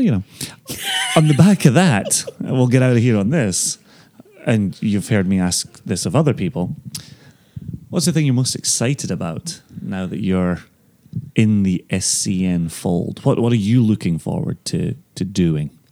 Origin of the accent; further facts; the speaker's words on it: Ayr, Scotland, United Kingdom; moved away as an adult; also born or lived in Aberdeen; now in United States; I may ultimately get to pour in my hometown